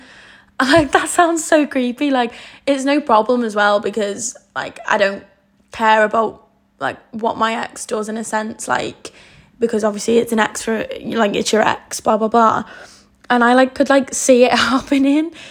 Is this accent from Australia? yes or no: no; the Wirral, North West England, United Kingdom; I'm from the Wirral